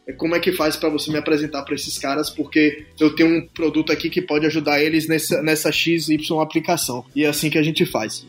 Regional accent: Brazil; now in United States; como brasileiro

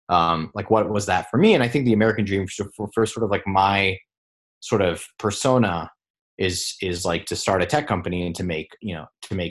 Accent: Singapore; especially growing up in Singapore, like in Asia, like you're sort of like, you can be a doctor, a lawyer, an engineer, an architect, a software engineer.

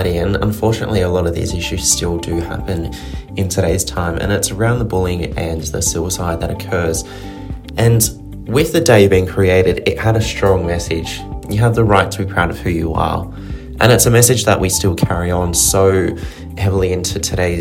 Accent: Sydney, New South Wales, Australia; I am 23 from Sydney, Australia

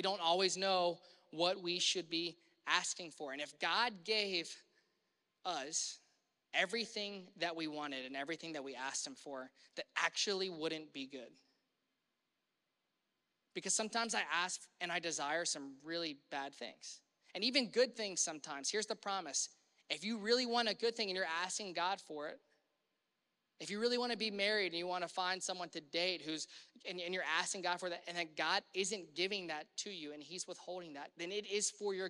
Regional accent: Louisiana, United States; now in Cincinnati, United States; I had to come from Mississippi, and I grew up in Louisiana

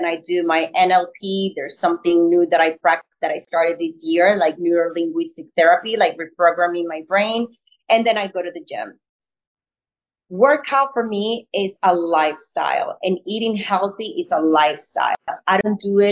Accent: Colombia; English is a second language; moved away as an adult; also born or lived in New York; being an actor from Colombia, moving to New York with a very strong accent. I barely spoke English.

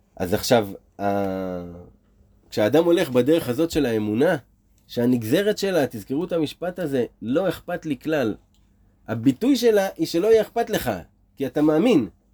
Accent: Israel; נולדנו פה בארץ ישראל

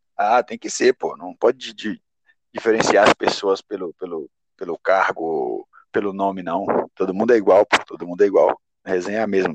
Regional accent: Bahia, Brazil; born or raised there; moved away

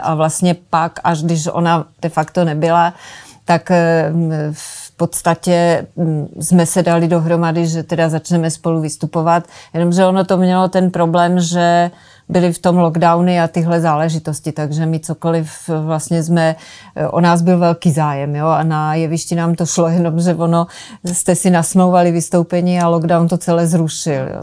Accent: Moravia, Czechia; jsem se narodila na Moravě

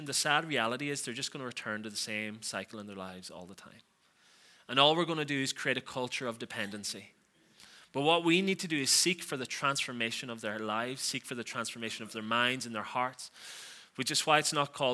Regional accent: Donegal, Ulster, Ireland; I'm from Donegal

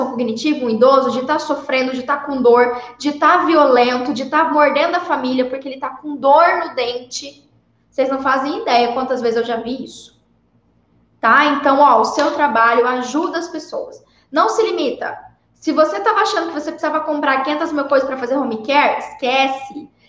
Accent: Paraná, Brazil; born there; Não sei nem por que, que eu nasci no Paraná, né, Cris?

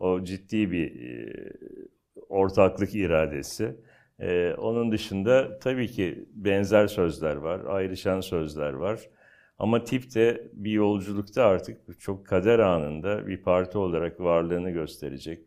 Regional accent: Istanbul, Turkey; ben aslında o bölgenin çocuğuyum. Yani ben Basınköy'de büyüdüm. E, Basınköy o zaman işte Bakırköy'e bağlı. Sonra Küçükçekmece, Menekşe, Florya, Cennet Mahallesi oralarda büyüdüm.

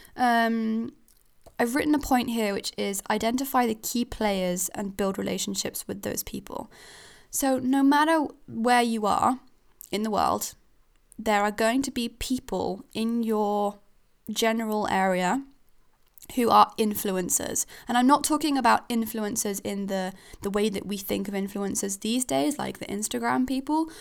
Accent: Switzerland; now in Falmouth, United Kingdom; I'm a foreigner. I'm from Switzerland, so I don't even come from here.

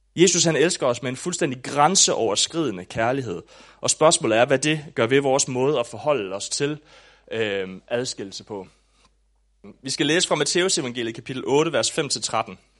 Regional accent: Southern Jutland, Southern Denmark, Denmark; also born or lived in Aabenraa; da jeg voksede op i Sønderjylland

